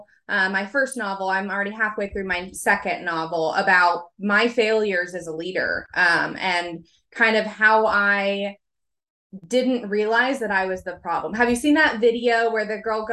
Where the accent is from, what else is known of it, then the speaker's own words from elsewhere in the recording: Oklahoma, United States; I'm from Oklahoma, so I'm here in the United States